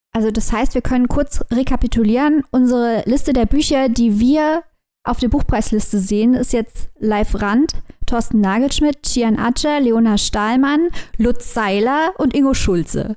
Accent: West Germany, Germany; wir sind drei Wessis

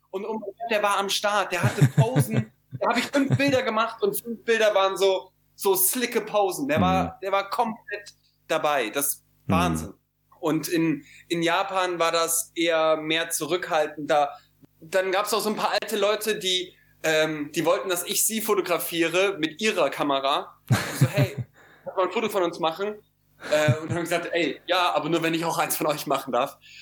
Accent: Cologne, North Rhine-Westphalia, Germany; für mich als Kölner

